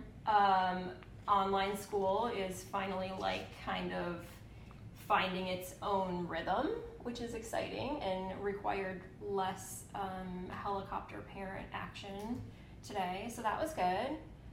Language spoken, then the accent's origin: English; outside of Detroit, Michigan, United States; So I grew up outside of Detroit.